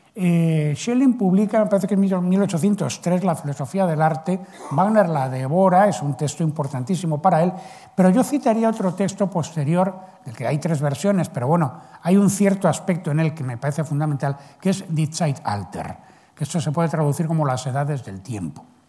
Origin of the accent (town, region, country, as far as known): Spain